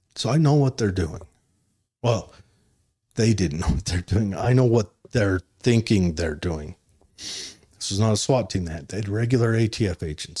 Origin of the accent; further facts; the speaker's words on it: Utah, United States; I'm from Utah